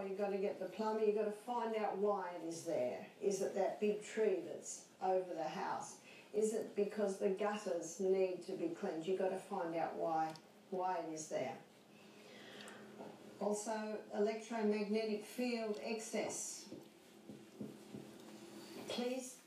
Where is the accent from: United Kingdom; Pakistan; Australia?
Australia; I'm Australian